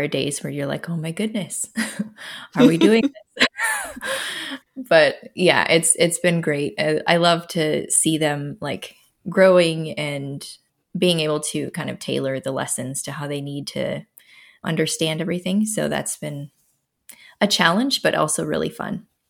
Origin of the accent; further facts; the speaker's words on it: Minnesota, United States; now in Iowa, United States; I'm from Minnesota originally, born and raised there, and currently live in Iowa, central Iowa